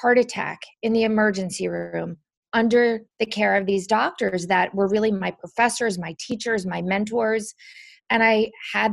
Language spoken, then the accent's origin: English; New Jersey, United States; I grew up in New Jersey